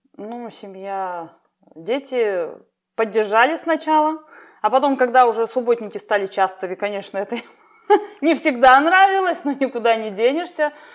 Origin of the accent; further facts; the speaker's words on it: Chita Oblast, Priargunsky District, Zabaykalsky Krai, Russia; moved away as an adult; now in Nizhneudinsk, Russia; я с Забайкалья, Читинская область. Приаргунский район – это дальний край, скажем так, где граница с Китаем